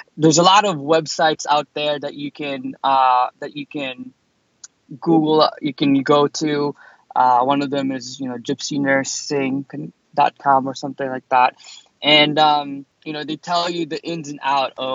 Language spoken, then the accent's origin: English; New York City, New York, United States; moved away as an adult; also born or lived in Boston; I moved to Boston because I'm originally from New York City